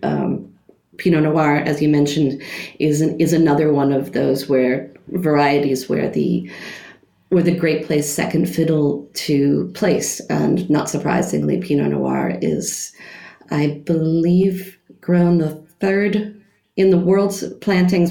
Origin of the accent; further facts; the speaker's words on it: United States; moved away as an adult; now in Germany; as an American uh, working in Germany